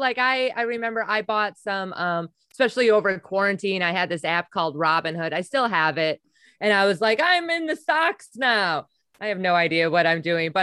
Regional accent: Wisconsin, United States; also born or lived in New York City; now in New York, United States; I'm originally from Wisconsin, so I'm used to having space and lots of land.

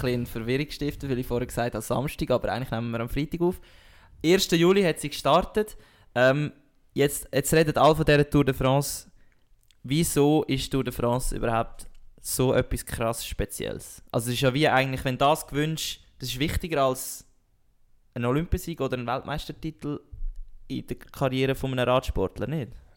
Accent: Switzerland; als Schweizer

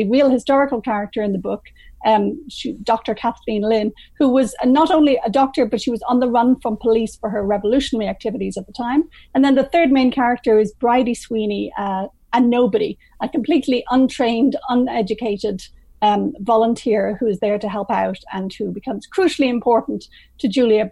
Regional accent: Ireland; moved away as an adult; also born or lived in England; now in London, Canada; I'm an Irish writer, first 20 years in Ireland

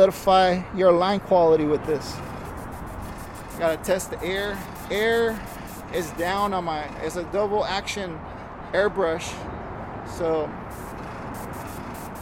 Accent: San Diego, California, United States; I am from San Diego, California. I love my city

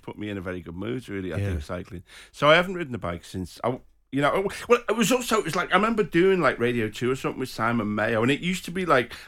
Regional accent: Liverpool, North West England, United Kingdom; I was born in Anfield, you know, about 500 yards from the ground

